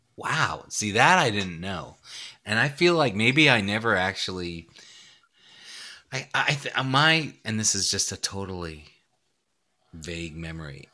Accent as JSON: {"language": "English", "town": "New York City", "region": "New York", "country": "United States", "tie": "born or raised there", "said": "I grew up in Brooklyn, New York"}